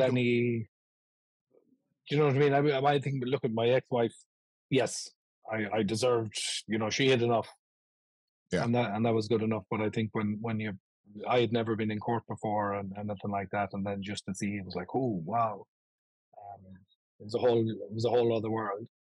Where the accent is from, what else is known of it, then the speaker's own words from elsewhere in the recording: Ireland; now in Buffalo, United States; when I was growing up in Ireland